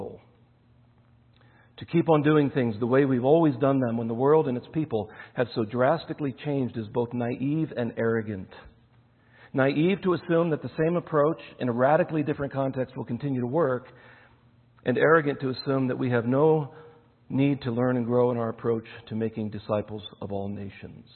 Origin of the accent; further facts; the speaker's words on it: United States; moved away as an adult; also born or lived in Nairobi, Kenya